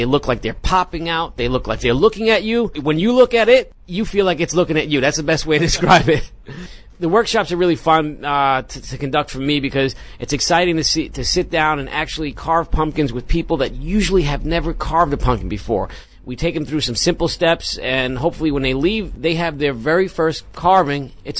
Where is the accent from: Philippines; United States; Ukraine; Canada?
United States; I am a sculptor from the United States.